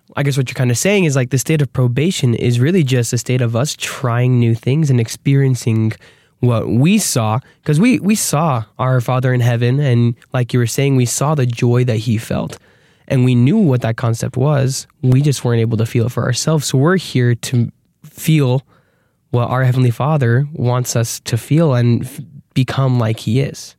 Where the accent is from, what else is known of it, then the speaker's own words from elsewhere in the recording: Arizona, United States; we're from Arizona